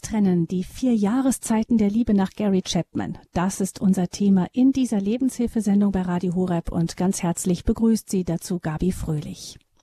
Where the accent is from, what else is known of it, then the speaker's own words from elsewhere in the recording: Rhineland, Germany; Bei uns im Rheinland